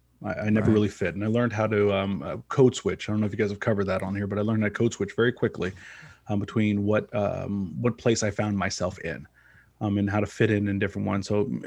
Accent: Kansas City, Missouri, United States; So I'm a Kansas City boy, born and raised. I was born on the Missouri side, lived on the Kansas side.

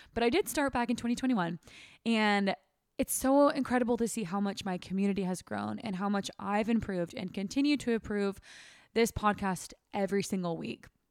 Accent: Sacramento, California, United States; moved away; I never want to live in Sacramento again. That's my hometown

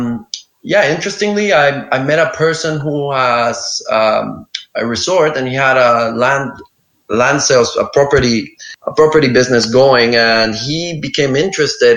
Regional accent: El Salvador; moved away as an adult; now in Lombok, Indonesia; my hometown in El Salvador

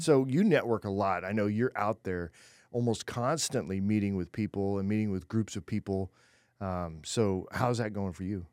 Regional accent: California, United States; I was born in California

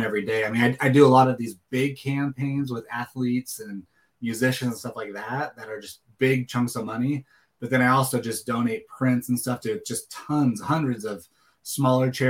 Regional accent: Seattle, Washington, United States; growing up in Seattle area

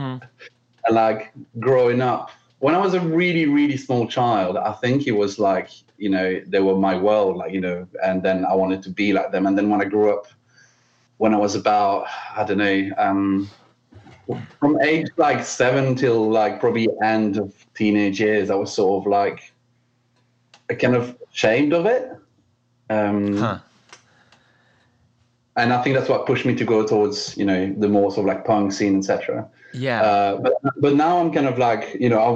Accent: Belgium; moved away; I'm from Belgium originally

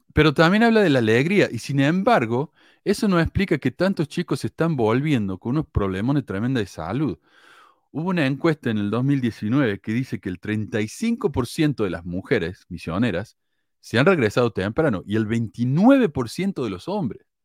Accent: Argentina; also born or lived in Chile; era argentino

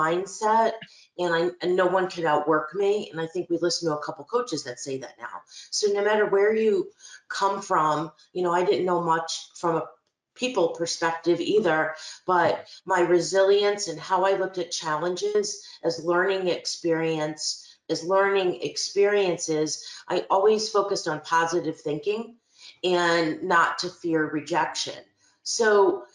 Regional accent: Albany, New York, United States; also born or lived in East Greenbush; I'm from Albany. I was born and raised in the capital region, primarily in Albany. I lived till I was 18 years

